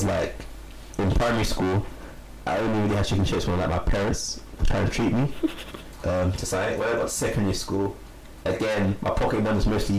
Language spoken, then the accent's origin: English; London, United Kingdom; also born or lived in Brixton, London; Growing up in London, North London. I initially was born in South London, just for anyone that doesn't know. I grew up in Brixton, and at the age of 4 I moved to Enfield. Now Enfield isn't really regarded as sort of like a London area.